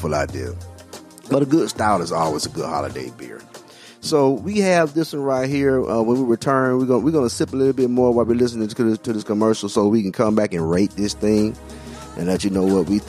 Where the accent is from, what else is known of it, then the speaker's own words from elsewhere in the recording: Alabama, United States; accent: Alabama; now in Florida, United States; my Alabama accent